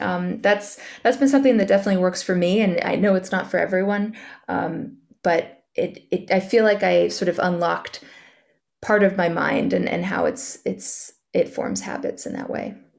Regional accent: Central Valley, California, United States; moved away as an adult; also born or lived in Los Angeles, United States; now in New York, United States; I grew up in California, in the Central Valley

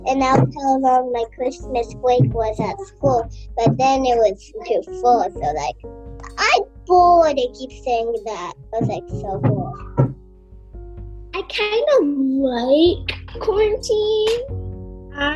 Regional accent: Brooklyn, New York, United States; I'm from Brooklyn, and this is my sister, Ale.

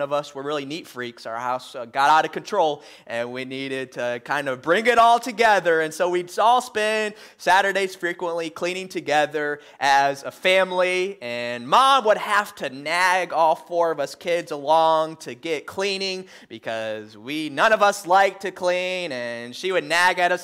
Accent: Michigan, United States; moved away; growing up, up in Michigan, uh, with my family

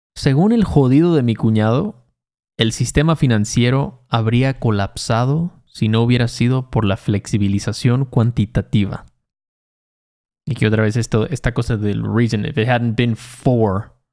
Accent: Chacaltianguis, Veracruz, Mexico; yo, yo, crecí ahí en Chacaltianguis, Veracruz, no había ni secundaria, ni telesecundaria había ahí

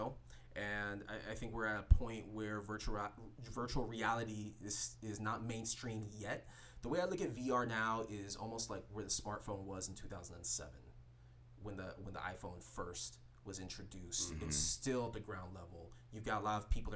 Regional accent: Fort Lauderdale, Florida, United States; also born or lived in Jacksonville, Florida; now in West Coast, United States; originally I'm from Fort Lauderdale, but I spent most of my adult life, or I've spent most of my adult life living in Jacksonville before I moved over to the West Coast

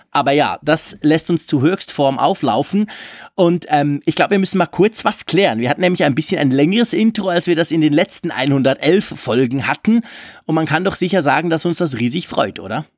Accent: Switzerland; bei uns in der Schweiz

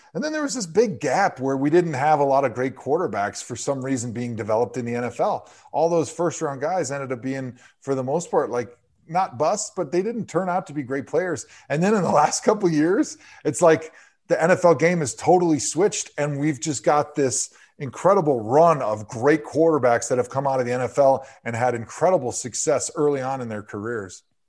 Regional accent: Wisconsin, United States; moved away as an adult; also born or lived in Cleveland; I was born in eighty-four and I grew up in Wisconsin

